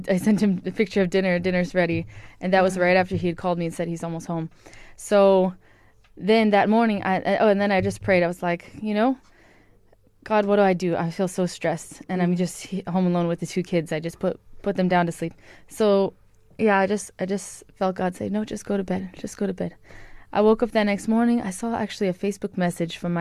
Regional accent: Honolulu, Hawaii, United States; moved away as an adult; also born or lived in KwaZulu-Natal, South Africa; now in South Africa; I'm from Hawaii in Honolulu.

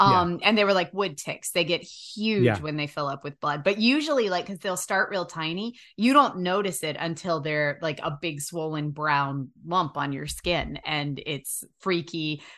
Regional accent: United States; I remember because I grew up on the Shenandoah River and we have leeches

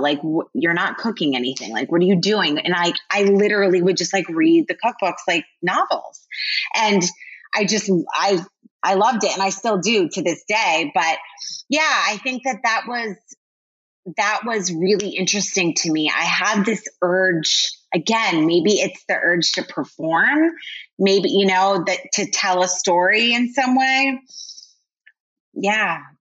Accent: Connecticut, United States; moved away as an adult; I grew up in Connecticut.

